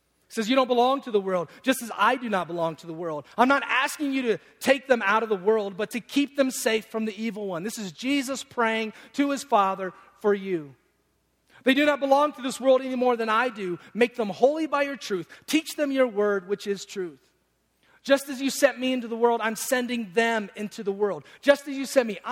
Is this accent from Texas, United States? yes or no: no; Detroit, Michigan, United States; I'm from Detroit